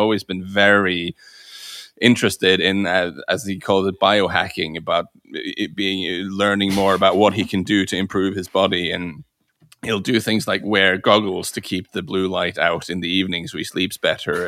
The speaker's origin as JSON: {"language": "English", "town": "Bryne", "region": "Rogaland", "country": "Norway", "tie": "born or raised there", "said": "I grew up in the same town as Erling Haaland. I grew up in Brno, um, which is a town of about, I think about twelve thousand people now in the southwest"}